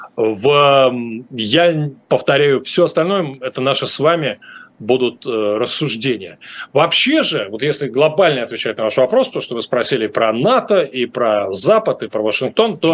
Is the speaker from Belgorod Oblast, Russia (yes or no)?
no; Moscow, Russia; moved away; я в Москве жил на улице Вавилова, до этого на Ленинском проспекте, в общем, юго-запад – это абсолютно мои родные края